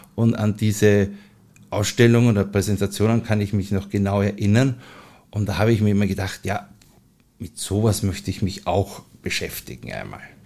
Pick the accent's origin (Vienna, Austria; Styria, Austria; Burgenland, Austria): Vienna, Austria; lebe ich seit meiner Kindheit in Mauer